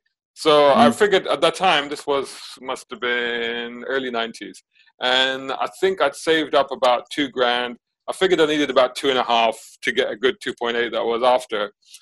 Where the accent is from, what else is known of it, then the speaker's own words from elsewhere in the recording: Saudi Arabia; So when we were back in Saudi, so I grew up in Saudi in the 80s. My dad worked out there.